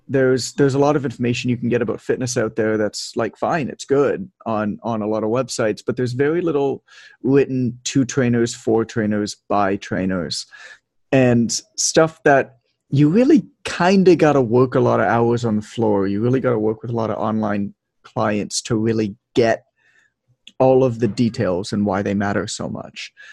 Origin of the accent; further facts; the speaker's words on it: Toronto, Ontario, Canada; moved away as an adult; now in Mexico; I'm from Toronto, Canada, uh, but I've lived abroad a lot. Like I'm living in Mexico right now